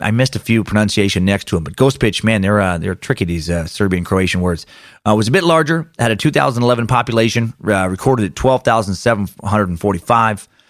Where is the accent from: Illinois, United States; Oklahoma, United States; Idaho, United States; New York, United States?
Idaho, United States; Riggins; my hometown of Riggins